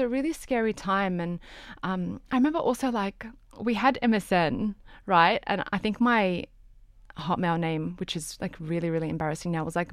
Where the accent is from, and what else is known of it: Australia